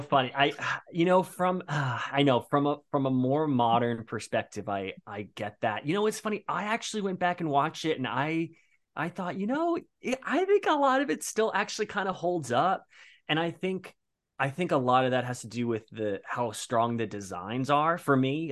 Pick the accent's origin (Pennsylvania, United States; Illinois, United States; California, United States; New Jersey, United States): New Jersey, United States; Bayonne; moved away as an adult; now in New York, United States; I'm currently in New York, but I'm originally from Bayonne, New Jersey, came to New York for acting school